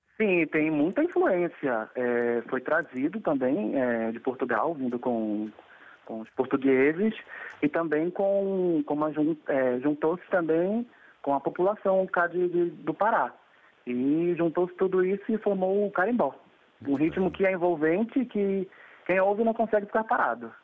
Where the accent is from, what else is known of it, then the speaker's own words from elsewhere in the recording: Pará, Brazil; Eu sou paraense, porém não, não sei dançar carimbó